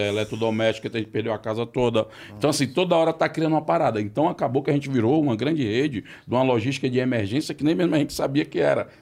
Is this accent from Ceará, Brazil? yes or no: yes; Ceará, Brazil; moved away; do meu estado de origem